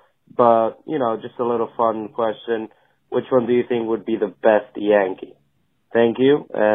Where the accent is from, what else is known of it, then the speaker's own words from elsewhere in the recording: Puerto Rico; now in Massachusetts, United States; calling in for Talking Yanks from Mass. Born and raised in Puerto Rico, though.